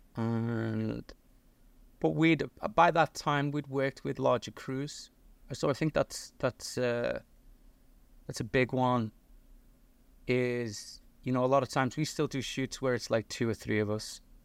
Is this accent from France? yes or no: no; Liverpool, North West England, United Kingdom; now in United States; I got an accent. I'm originally from Liverpool in the north of England.